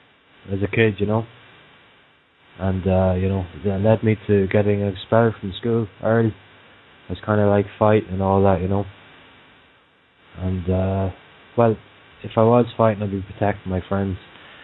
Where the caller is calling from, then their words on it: Munster, Ireland; From Southern Ireland, County Waterford.